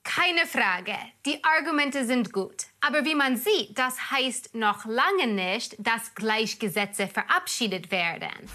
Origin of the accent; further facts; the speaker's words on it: United States; moved away as an adult; now in Germany; Da komme ich her, aus den USA.